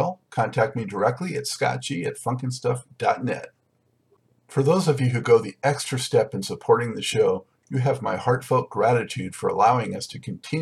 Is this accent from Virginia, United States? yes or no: no; Los Angeles, California, United States; moved away as an adult; I am a native from Los Angeles